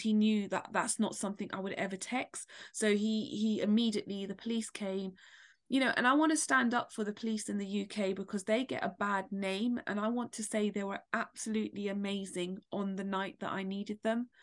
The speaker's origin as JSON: {"language": "English", "region": "London", "country": "United Kingdom", "said": "I'm from London"}